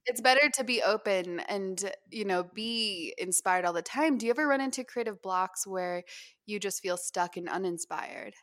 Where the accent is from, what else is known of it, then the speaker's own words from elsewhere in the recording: Utah, United States; moved away as an adult; also born or lived in Hawaii; I did not appreciate it at all when I was growing up here